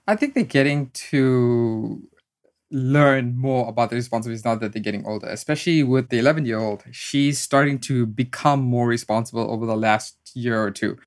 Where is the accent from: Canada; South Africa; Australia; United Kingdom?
South Africa; moved away as an adult; now in United States; education was a big driving force growing up in South Africa.